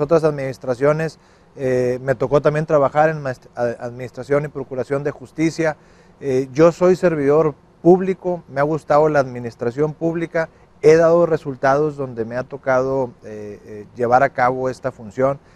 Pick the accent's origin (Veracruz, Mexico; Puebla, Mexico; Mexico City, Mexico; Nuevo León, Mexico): Nuevo León, Mexico; los que somos de Nuevo León